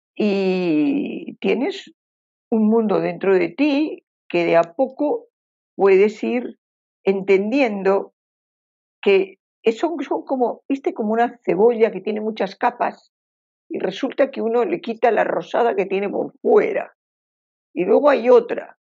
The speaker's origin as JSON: {"language": "Spanish", "region": "Basque Country", "country": "Spain", "moved": "as an adult", "lives_now": "Uruguay", "said": "al pueblo vasco, yo soy, soy de ese pueblo"}